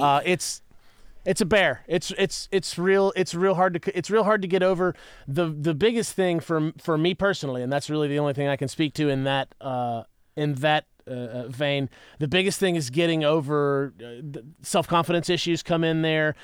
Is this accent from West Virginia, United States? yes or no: yes; West Virginia, United States; now in Nashville, United States; I'm from West Virginia. I'm from the cold, cold mountains